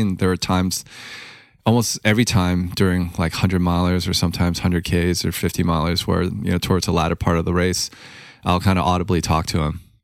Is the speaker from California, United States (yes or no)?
yes; Los Angeles, California, United States; growing up in Hollywood and, you know, immigrant family